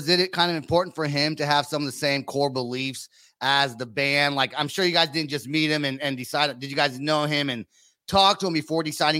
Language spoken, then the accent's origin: English; Bay Area, California, United States; now in Oklahoma, United States; But I'm from the Bay Area, right, originally.